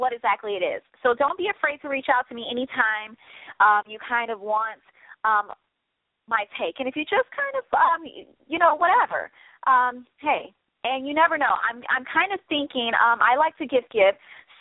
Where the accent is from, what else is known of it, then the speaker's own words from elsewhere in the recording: Midwest, United States; I'm a Midwest chick. I'm a Midwest girl, okay? I'm from the Midwest.